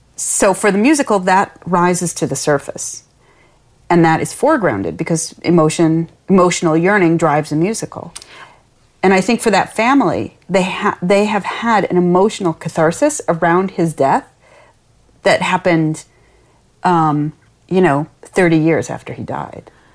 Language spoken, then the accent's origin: English; Lansing, Michigan, United States; this neighborhood that I grew up in in Lansing, Michigan